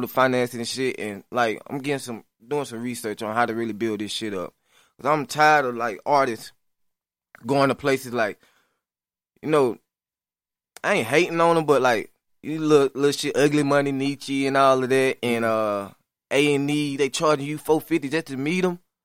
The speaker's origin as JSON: {"language": "English", "town": "Lafayette", "region": "Alabama", "country": "United States", "tie": "born or raised there", "moved": "yes", "said": "I'm from LaFelda, Alabama. A little small little city"}